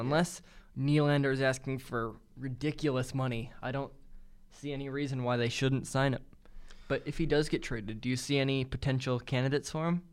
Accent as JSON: {"language": "English", "town": "Rochester", "region": "New York", "country": "United States", "said": "I'm from, uh, Rochester, New York"}